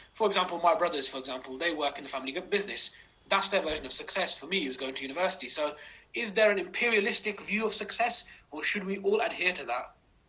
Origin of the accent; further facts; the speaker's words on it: United Kingdom; someone asked me, does it help or hinder being a Pakistani British male, and how can it help and hinder us in the context that we find ourselves?